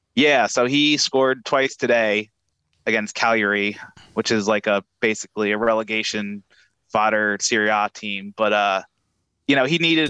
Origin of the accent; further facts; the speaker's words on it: United States; I'm American and I'm proud